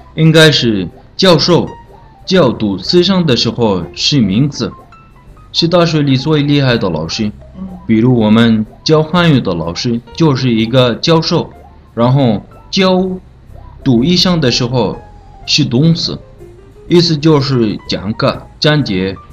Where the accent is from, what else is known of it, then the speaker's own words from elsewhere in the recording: Sudan; Chinese is a second language; now in China; 我是来自苏丹的